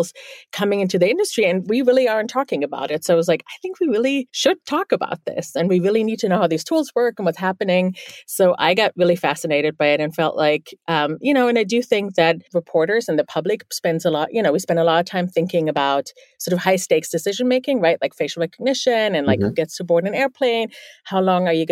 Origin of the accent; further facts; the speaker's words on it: Bielefeld, North Rhine-Westphalia, Germany; first language German; English is a second language; now in New York City, United States; I'm actually from the Northwest. It's a town called Bielefeld